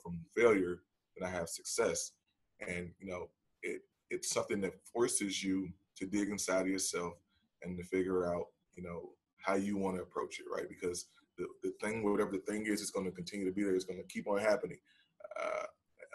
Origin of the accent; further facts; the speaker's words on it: Chicago, Illinois, United States; I grew up in Chicago in the 90s